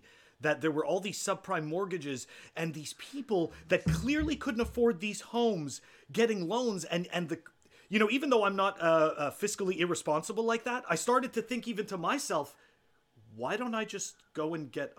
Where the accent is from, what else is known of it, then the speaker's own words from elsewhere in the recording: Canada; even as a Canadian